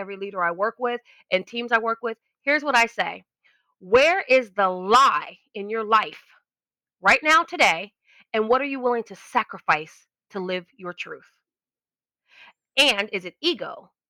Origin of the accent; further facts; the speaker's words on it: Los Angeles, California, United States; I was born in Los Angeles, grew up in like North Hollywood in the Valley